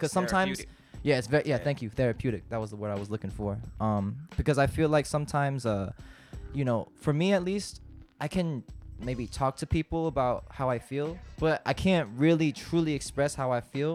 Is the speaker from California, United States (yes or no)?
yes; Vallejo, California, United States; also born or lived in Fairfield, California; San Francisco, California, the Bay Area. Yeah. To be more specific, probably on the outskirts, like around Vallejo.